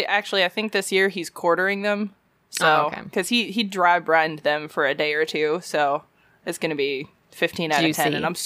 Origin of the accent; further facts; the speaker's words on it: the South, United States; I'm also from the South